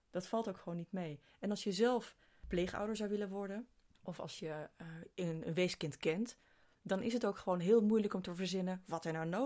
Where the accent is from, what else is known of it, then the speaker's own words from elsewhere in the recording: East Netherlands, Netherlands; vanuit de plek waar ik eh, ben opgegroeid, vanuit het oosten van het land.